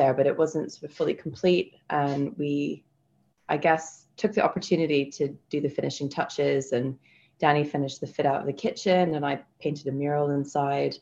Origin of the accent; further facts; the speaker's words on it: Orcas Island, Washington, United States; also born or lived in Edinburgh; now in London, United Kingdom; I'm originally from the Pacific Northwest in America, from a small island called Orcas Island, just in between Vancouver and Seattle. And grew up there for most of my life